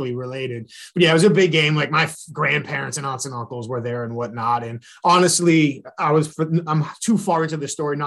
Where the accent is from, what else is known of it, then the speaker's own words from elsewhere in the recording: New Hampshire, United States; growing up in New Hampshire